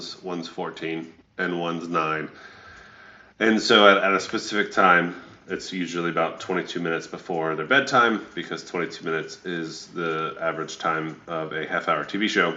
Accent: Atlanta, Georgia, United States; also born or lived in Stone Mountain; a six-year-old or 7 year old when we moved from Atlanta to Stone Mountain, which is a suburb of Atlanta

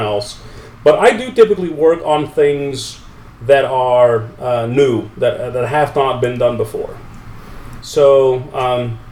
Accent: Netherlands; I grew up in the Netherlands

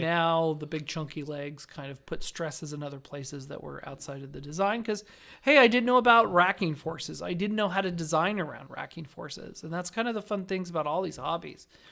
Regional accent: Southern Nevada, United States; growing up in Southern Nevada

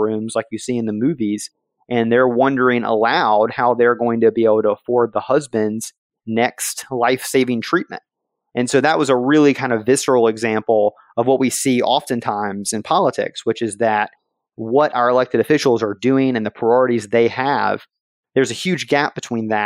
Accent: Alabama, United States; my hometown in Alabama was used as a dumping ground for PCBs by Monsanto

